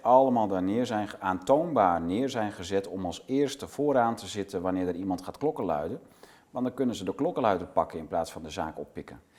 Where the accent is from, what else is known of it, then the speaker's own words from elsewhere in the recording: Netherlands; we als Nederlanders